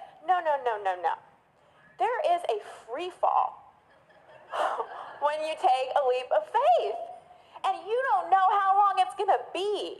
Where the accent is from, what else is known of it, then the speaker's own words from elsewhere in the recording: Dallas, Texas, United States; I grew up in Dallas. I thought I could go far away to college. I went to Northwestern in Chicago and reinvent myself.